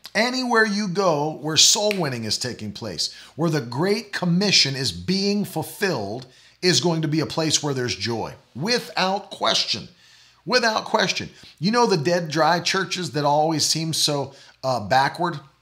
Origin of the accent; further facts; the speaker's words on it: West Virginia, United States; also born or lived in Oklahoma; now in Florida, United States; I'm from West Virginia, and I love West Virginia